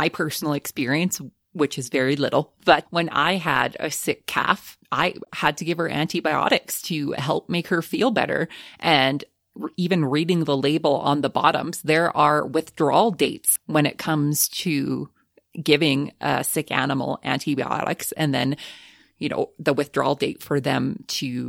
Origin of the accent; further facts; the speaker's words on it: Alberta, Canada; we're from Alberta, so we are proud to produce Alberta beef here